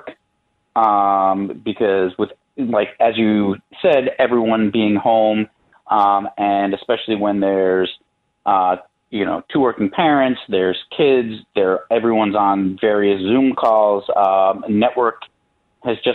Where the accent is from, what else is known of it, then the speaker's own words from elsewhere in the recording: New York, United States; moved away as an adult; now in Chicago, United States; I am originally from New York